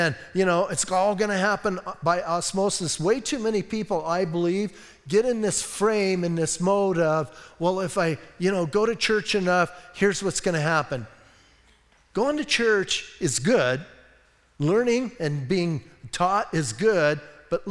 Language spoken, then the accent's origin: English; Bisbee, Arizona, United States; I'm from Bisbee.